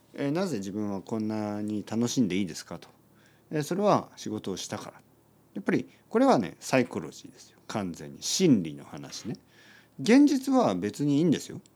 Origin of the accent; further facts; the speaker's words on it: Japan; 僕は田舎出身ですね。田舎出身で、えー、田んぼとか畑に囲まれて育ちました